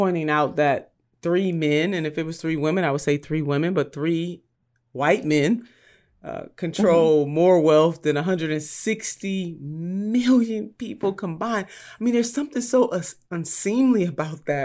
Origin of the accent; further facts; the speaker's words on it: Ohio, United States; My home state of Ohio